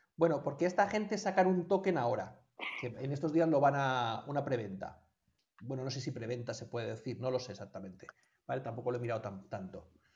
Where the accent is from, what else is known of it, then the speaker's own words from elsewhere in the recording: Colombia; de donde yo procedo de Colombia